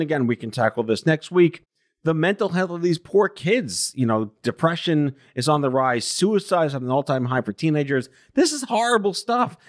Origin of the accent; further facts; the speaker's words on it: New York, United States; I'm born and raised in New York